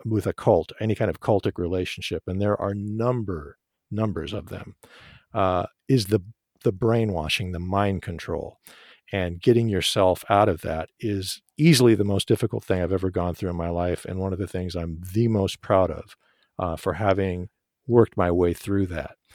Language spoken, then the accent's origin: English; Tehran, Tehran Province, Iran; now in United States; I was, I was born in Tehran, Iran